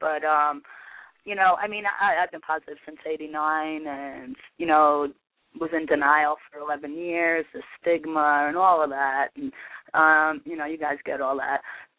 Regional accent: New York, United States; now in Kansas City, United States; Hi, I'm from Kansas City. Originally a New Yorker.

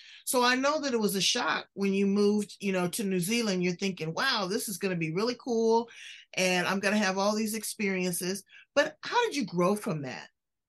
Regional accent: California, United States; I'm from California.

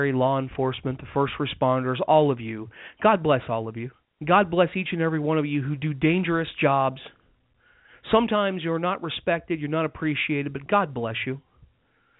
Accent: United States; I love being an American

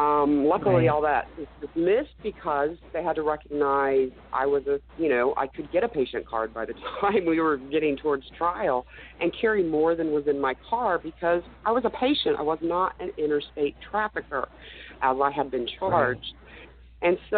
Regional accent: Oklahoma, United States; I moved back to Oklahoma about 6 months ago. This is where I was born and raised.

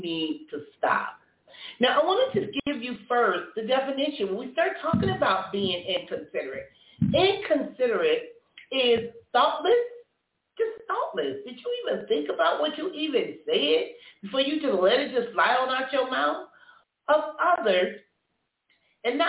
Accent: Compton, California, United States; I was growing up in Compton

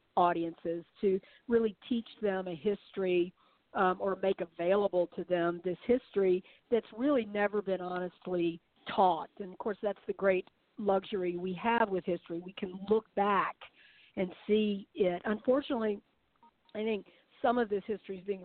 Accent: the South, United States; memoir of mine growing up in the South

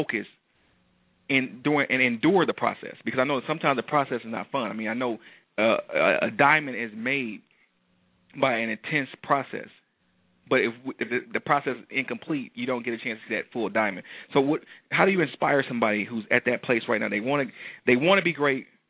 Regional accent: Detroit, Michigan, United States; I'm from Detroit.

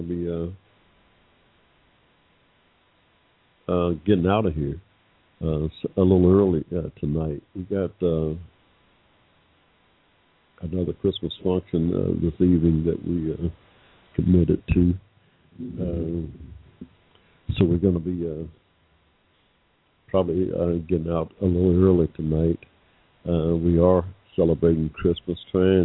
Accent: Ohio, United States; now in Atlanta, United States; my childhood, really, growing up in Ohio

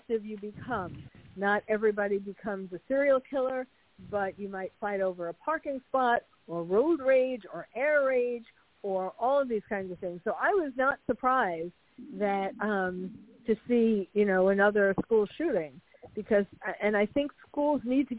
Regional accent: New York City, New York, United States; moved away as an adult; now in California, United States; I'm a New Yorker born and bred.

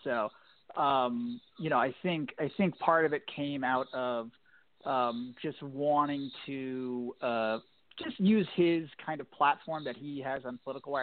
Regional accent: Virginia, United States; I was born and raised in Virginia, and kind of ended up back in Virginia politics

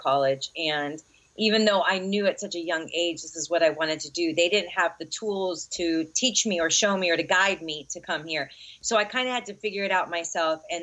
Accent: Miami, Florida, United States; now in California, United States; Born and raised in Miami

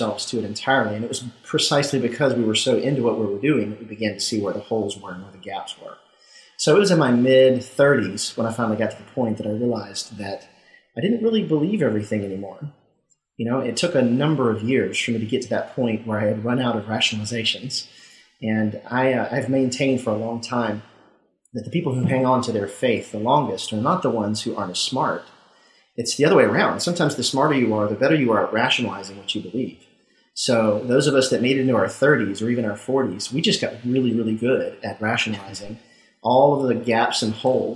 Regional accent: Mississippi, United States; I grew up in Mississippi and was a Southern Baptist

